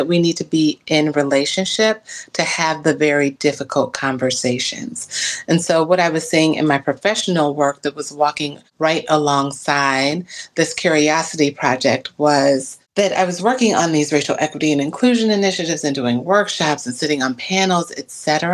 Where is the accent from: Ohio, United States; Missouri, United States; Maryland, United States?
Ohio, United States; Cincinnati; moved away as an adult; also born or lived in Mississippi; now in Milwaukee, United States; I'm not from Milwaukee. I grew up in Ohio and Mississippi, and I came to Milwaukee in 1998